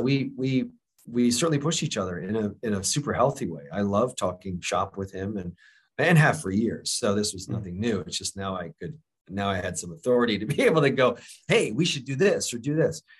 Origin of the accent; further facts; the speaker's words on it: Florida, United States; I grew up in Florida